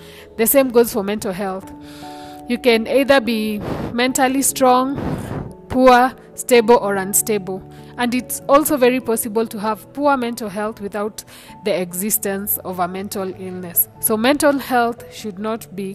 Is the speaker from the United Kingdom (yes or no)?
no; Kenya; I am a Kenyan, so there will be a lot of Swahili words in there